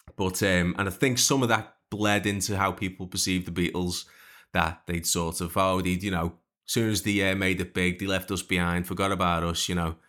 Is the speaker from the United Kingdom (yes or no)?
yes; Liverpool, North West England, United Kingdom; growing up in Liverpool